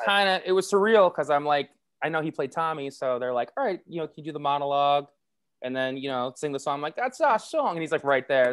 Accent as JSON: {"language": "English", "town": "White Plains", "region": "New York", "country": "United States", "said": "I'm originally from White Plains, New York."}